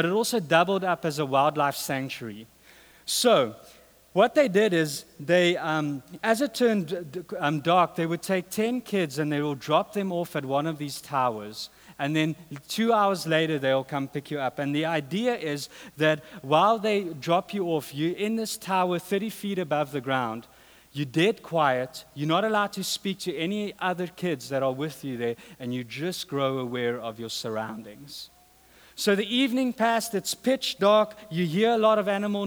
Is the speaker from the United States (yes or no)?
no; South Africa; moved away